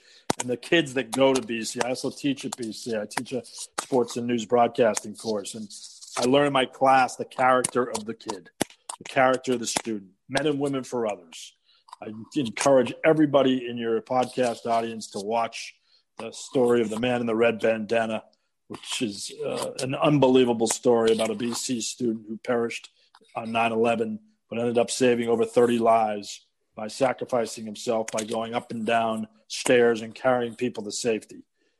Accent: Boston area, Massachusetts, United States; I grew up in the Boston area. I grew up in a suburb of Boston.

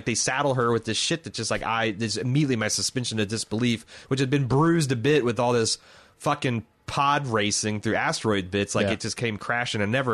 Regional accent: United States; as an American

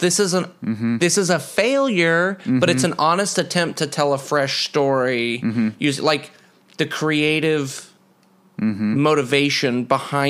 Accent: Kansas, United States; moved away as an adult; now in Los Angeles, United States; I was in Kansas till I was 28.

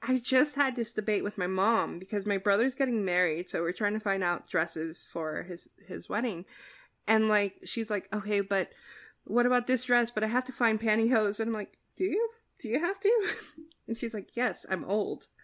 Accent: New Jersey, United States; I'm from New Jersey and I'm from the ki-, the part of New Jersey where you don't leave your doors unlocked

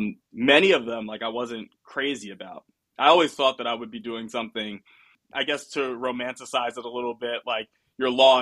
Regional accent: New York, United States; moved away as an adult; also born or lived in Pennsylvania / Florida; now in Sunnyvale, United States; I'm from New York originally. So leaving school, I went back home

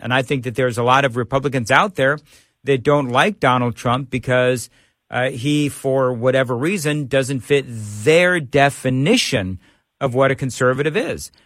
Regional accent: Los Angeles, California, United States; moved away; also born or lived in Nashville; I'm from Southern California. I'm from Los Angeles

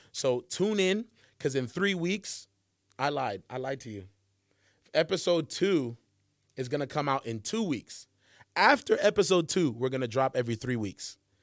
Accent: Charlotte, North Carolina, United States; I'm from Charlotte, North Carolina is where I grew up

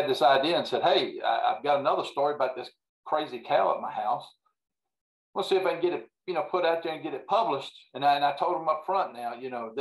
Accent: Central Virginia, United States; born and raised in Central Virginia here.

